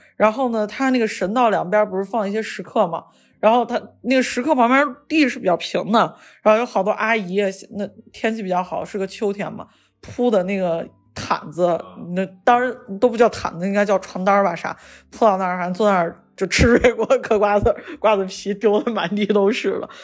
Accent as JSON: {"language": "Chinese", "region": "Shaanxi", "country": "China", "accent": "Shaanxi", "said": "说的是陕西话，就是我们陕西这边口音"}